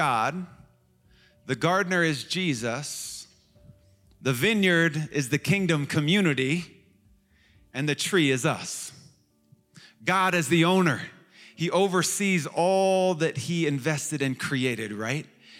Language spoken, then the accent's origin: English; Chicago, Illinois, United States; moved away as an adult; now in Washington, D.C., United States; I was from Chicago, which is the middle of the nation, and it's the heart of the Midwest.